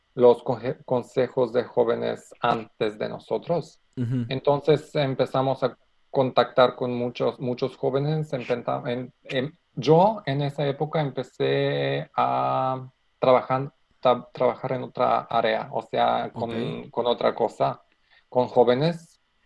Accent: North Macedonia; Spanish is a second language; soy de Macedonia, estoy trabajando en Macedonia

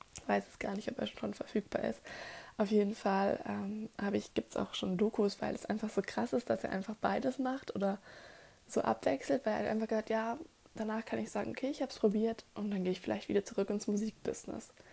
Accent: Germany; bei uns in Deutschland

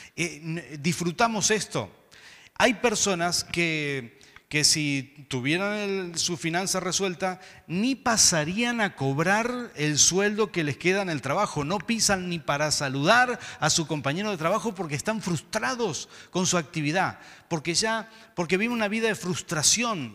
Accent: Mendoza, Argentina; diríamos acá en Mendoza

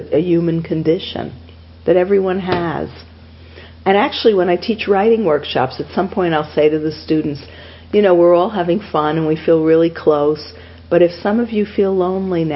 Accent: New York, United States; I'm just being a New Yorker.

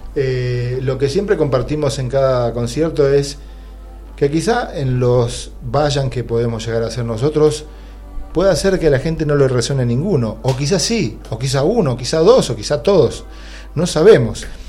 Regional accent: Moreno, Buenos Aires Province, Argentina; yo soy de Moreno

